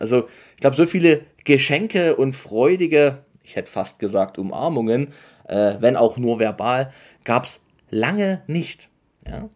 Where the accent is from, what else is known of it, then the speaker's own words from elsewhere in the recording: near Dresden, Saxony, Germany; ich komme aus der Nähe von Dresden